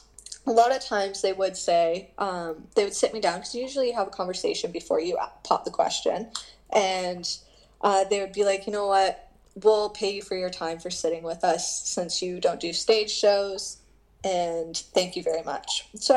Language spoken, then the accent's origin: English; Canada; I made the highly mistake of being too nice, being a Canadian, and I was like, hey, I brought coffee.